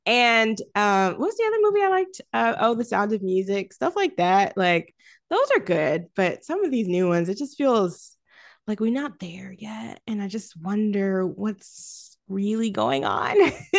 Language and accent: English; Florida, United States; of course, I grew up like in Florida, close to like, I mean, not close to Orlando, but like 2-ish hours away, 2.5 hours, 3 hours.